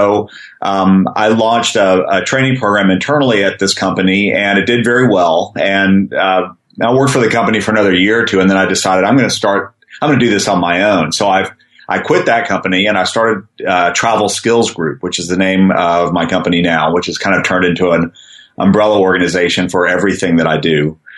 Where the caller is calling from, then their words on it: San Francisco, California, United States; I'm uh, I'm from my home office in San Francisco